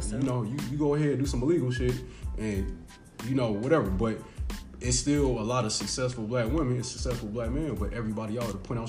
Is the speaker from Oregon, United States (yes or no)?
no; Cleveland, Ohio, United States; now in Atlanta, United States; I'm from Cleveland.